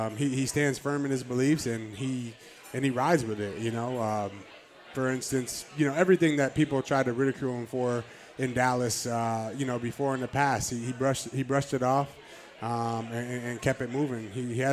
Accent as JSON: {"language": "English", "country": "Canada", "said": "I'm Canadian"}